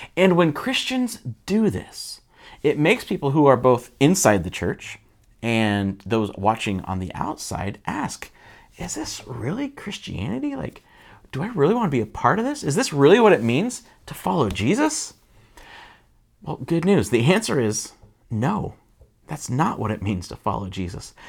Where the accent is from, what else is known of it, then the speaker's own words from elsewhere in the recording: United States; I'm an American